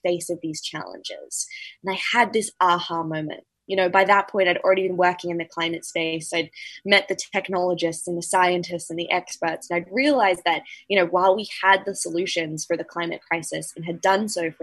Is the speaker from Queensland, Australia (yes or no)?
yes; tropical North Queensland, Australia; I grew up in Australia's tropical North Queensland.